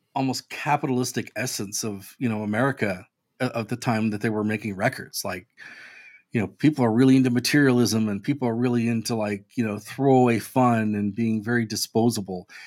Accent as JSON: {"language": "English", "country": "United States", "also_born_or_lived": "Brooklyn", "said": "as an American"}